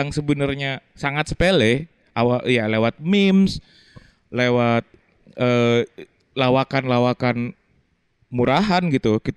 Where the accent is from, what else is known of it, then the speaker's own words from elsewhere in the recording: Sumatra, Indonesia; kita berdua tuh deket gara-gara aku pernah besar di Sumatera. Dia besar di Sumatera.